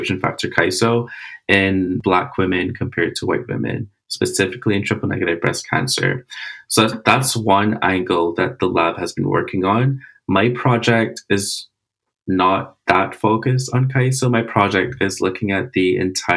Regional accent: Barbados; I'm from Barbados.

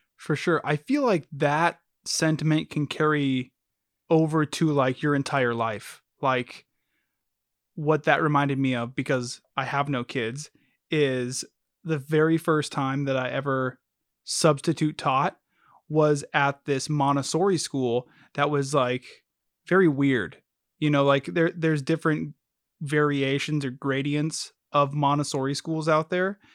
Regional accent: United States; we're American

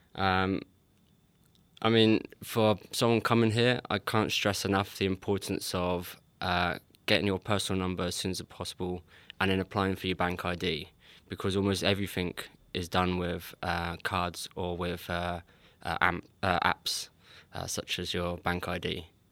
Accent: England, United Kingdom; moved away as an adult; now in Sweden; I'm English

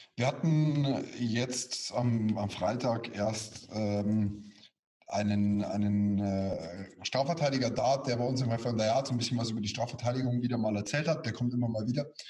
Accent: Bavaria, Germany; bei uns in Bayern

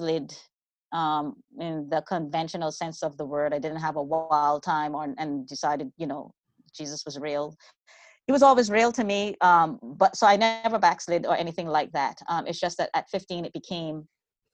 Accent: Bahamas; now in California, United States; I'm originally from the Bahamas

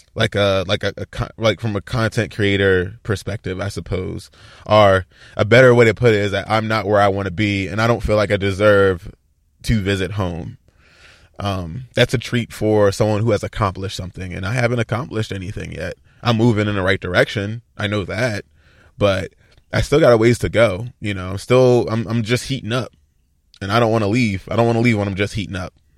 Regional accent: Baltimore, Maryland, United States; now in Los Angeles area, United States; I'm from Baltimore

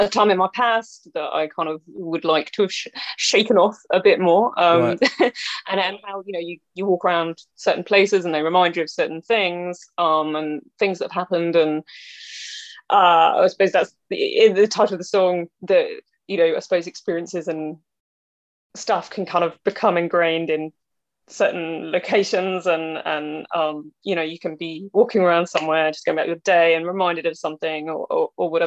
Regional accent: North Somerset, South West England, United Kingdom; also born or lived in Bristol / Weston-super-Mare / Yatton / Nailsea; I was born in St. Michael's in Bristol. And then I grew up in kind of North Somerset area. I didn't actually live in Bristol until I was 18.

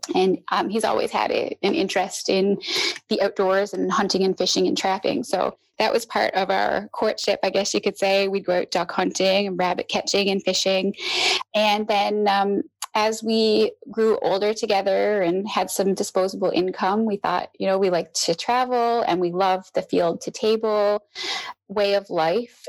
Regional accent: Newfoundland and Labrador, Canada; I'm from Newfoundland, which is an island off the coast of Canada in the North Atlantic

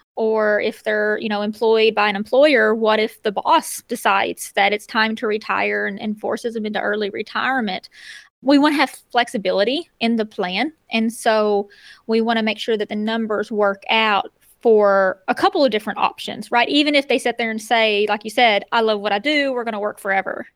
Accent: Northeast Arkansas, United States; moved away as an adult; being able to move back to Northeast Arkansas, be closer to the hometown again

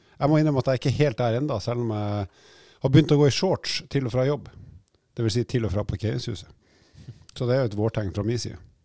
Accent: Oslo, Norway; når jeg vokste opp i Oslo

